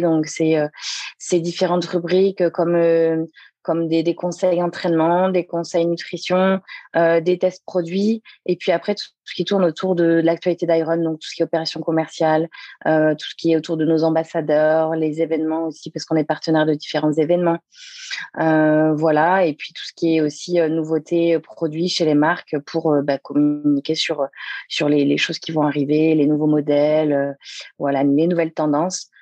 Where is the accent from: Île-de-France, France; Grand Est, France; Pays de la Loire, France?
Pays de la Loire, France; Le Mans; moved away as an adult; also born or lived in Angers / Toulouse / south of France; je suis originaire du Mans, puisque je suis née en, Sarthe, donc, euh, où j'ai vécu jusqu'à mes 18 ans